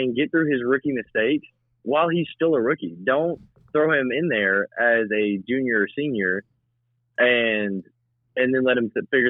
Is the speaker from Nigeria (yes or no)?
no; Middle Tennessee, United States; growing up in the Middle Tennessee area